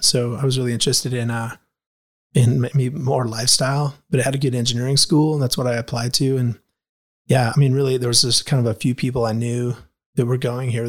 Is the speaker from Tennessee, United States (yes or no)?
no; Anchorage, Alaska, United States; moved away; I grew up in Anchorage, Alaska